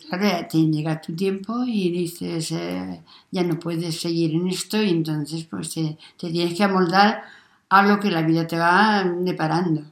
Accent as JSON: {"language": "Spanish", "town": "Atalaya del Cañavate", "region": "Castilla-La Mancha", "country": "Spain", "moved": "as an adult", "lives_now": "Sisante, Spain", "said": "yo soy de Atalaya del Cañabate, un pueblo chiquitito, pero luego nos vinimos aquí a Sisante eh, por trabajo de, mi marido"}